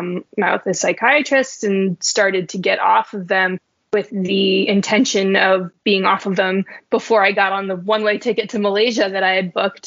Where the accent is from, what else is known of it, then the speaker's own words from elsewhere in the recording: Reno, Nevada, United States; I was born and raised in Reno, Nevada